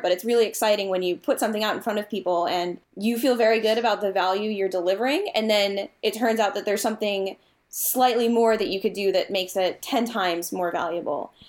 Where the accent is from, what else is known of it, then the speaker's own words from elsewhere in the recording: Massachusetts, United States; now in Virginia, United States; I am from Massachusetts